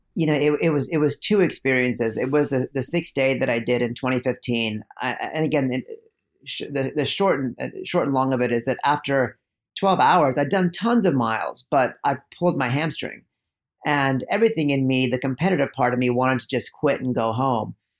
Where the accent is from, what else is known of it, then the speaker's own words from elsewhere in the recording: East Bay, California, United States; also born or lived in India; even though I grew up in the East Bay, I was in a really conservative suburb, um, that bordered the black, been the blackest zip code in the country, East Oakland